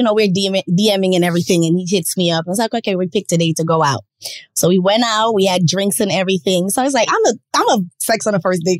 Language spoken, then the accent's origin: English; Jamaica; moved away; also born or lived in Bronx, New York / Queens, New York; I'm Jamaican.